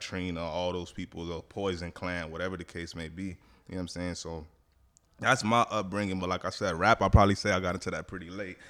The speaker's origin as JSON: {"language": "English", "town": "Miami", "region": "Florida", "country": "United States", "tie": "born or raised there", "also_born_or_lived": "Atlanta", "said": "born in Atlanta, but all I know is Miami. Been here since I was a shorty"}